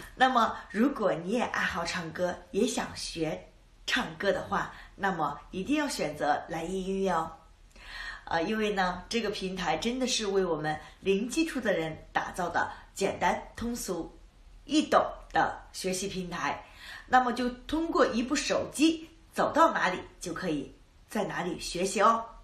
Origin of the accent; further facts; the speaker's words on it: Urumqi, Xinjiang, China; 我来自新疆乌鲁木齐